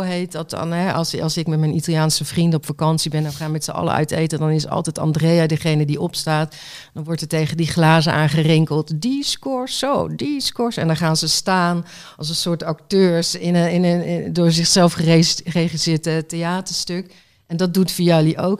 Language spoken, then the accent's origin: Dutch; Waalwijk, North Brabant, Netherlands; Ik kom uit Waalwijk